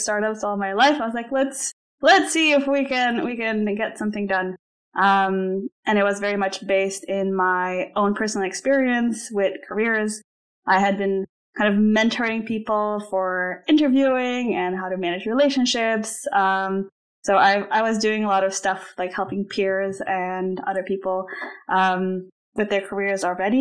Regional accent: Slovenia; moved away as an adult; also born or lived in Iowa, United States / New York, United States / London, United Kingdom; I am originally from Slovenia. I spent most of my adult life in the U.S

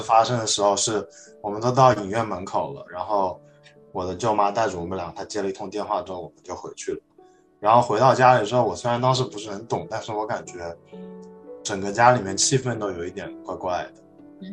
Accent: Wuhan, Hubei, China; moved away; also born or lived in Shanghai; 我家，老家是在武汉，然后我嗯。们家后来去了上海发展

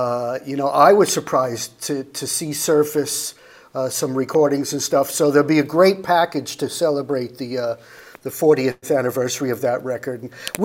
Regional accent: Atlanta, Georgia, United States; I'm from Atlanta, man.

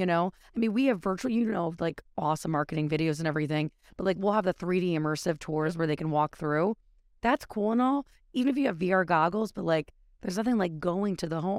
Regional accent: Connecticut, United States; I'm a local from Connecticut

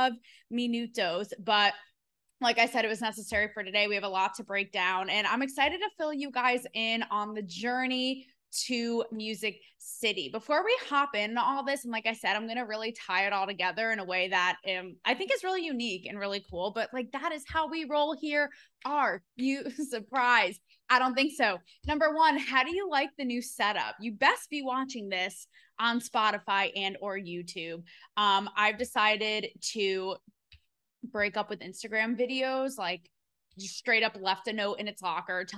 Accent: Connecticut, United States; moved away as an adult; also born or lived in Manhattan, New York / Los Angeles; now in Nashville, United States; I'm from Connecticut

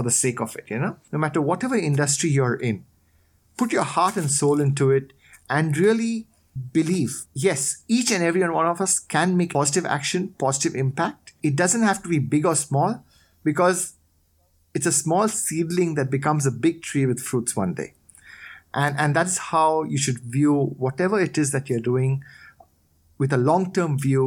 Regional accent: India; moved away as an adult; also born or lived in Australia; now in Thailand; I was born in Thailand. I grew up here for a bit. Then I did my schooling in India

